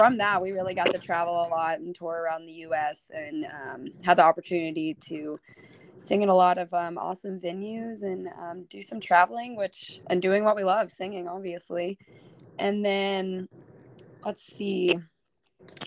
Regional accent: Lubbock, Texas, United States; now in Nashville, United States; I was born and raised in Lubbock, Texas. So I'm a West Texas girl

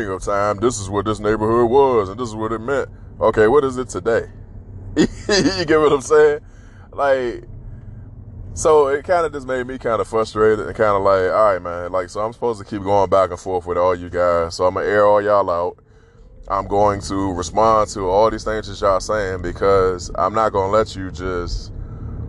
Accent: Washington, District of Columbia, United States; I grew up in DC

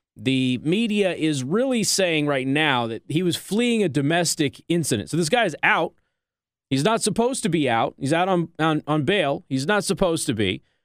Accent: Nevada, United States; my home state of Nevada

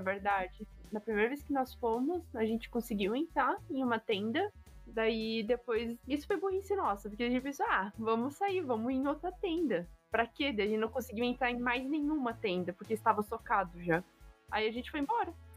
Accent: near Blumenau, Santa Catarina, Brazil; moved away as an adult; now in Baden-Württemberg, Germany; Eu morava do lado de Blumenau. Vivia a minha vida inteira, tipo, 17 anos da minha vida eu estava morando do lado de Blumenau

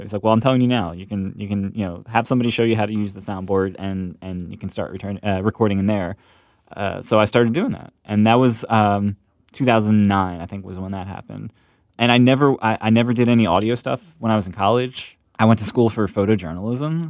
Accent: Ambler, Pennsylvania, United States; I'm from Ambler

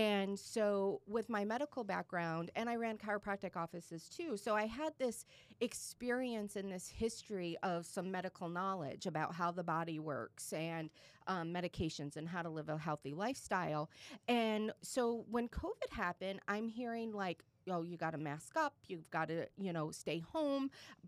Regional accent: Michigan, United States; now in Boca Raton, United States; I live in Boca. I've lived in Boca for about 17 years. I'm a transplant from Michigan

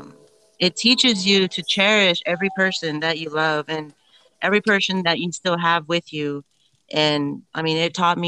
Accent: Riviera, Texas, United States; now in Kingsville, United States; I grew up in Rivera, Texas

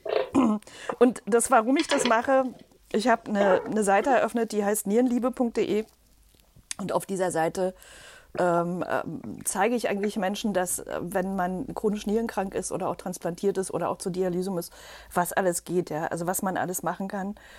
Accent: Berlin, Germany; komme aus Berlin oder bin Berlinerin

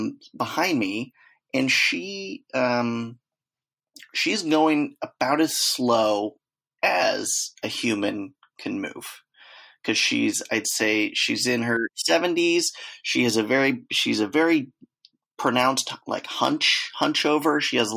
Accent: Czechia; I'm not from hell. I'm from Czech Republic.

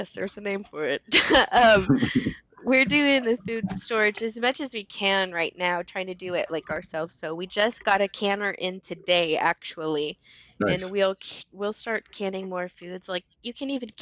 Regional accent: California, United States; moved away as an adult; now in Oklahoma, United States; I'm actually from California. Grew up there, spent most of my life there

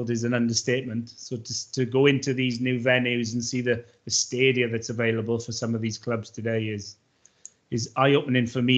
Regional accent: Swansea, Wales, United Kingdom; now in Cardiff, United Kingdom; I am from South Wales. I'm a Swansea boy originally.

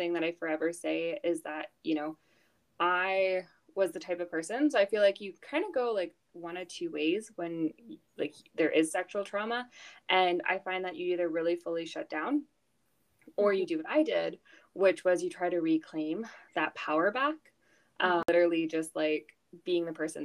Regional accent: Houston, Texas, United States; moved away as an adult; now in Canada; I grew up in Houston, Texas. So I moved there when I was 6. Back to Canada when I was 18

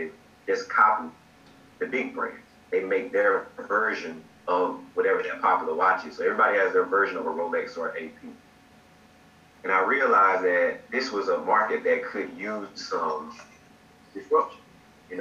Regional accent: Georgia, United States; moved away as an adult; now in Virginia, United States; I'm actually from Georgia

